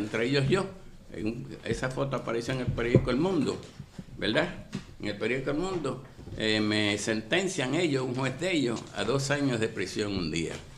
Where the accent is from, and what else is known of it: Puerto Rico